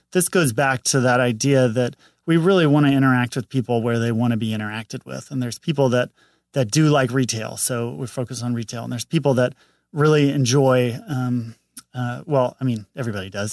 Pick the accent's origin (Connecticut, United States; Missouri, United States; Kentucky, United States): Missouri, United States; St. Louis; moved away as an adult; now in Los Angeles, United States; Saint Louis, Missouri